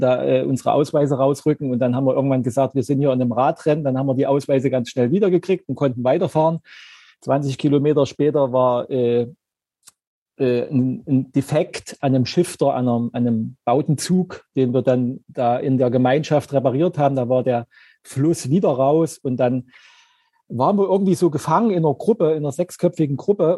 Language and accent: German; Zeitz, Saxony-Anhalt, Germany; now in Leipzig, Germany; Ich komme ursprünglich aus Zeitz.